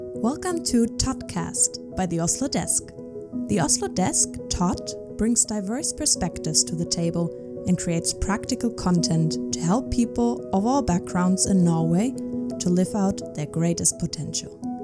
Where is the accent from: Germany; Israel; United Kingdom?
Germany; I'm from Germany.